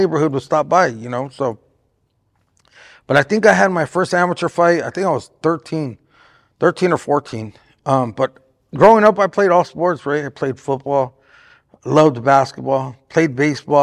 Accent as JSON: {"language": "English", "town": "Artesia", "region": "California", "country": "United States", "tie": "born or raised there", "moved": "yes", "lives_now": "Riverside, United States", "said": "I was actually born in Artesia."}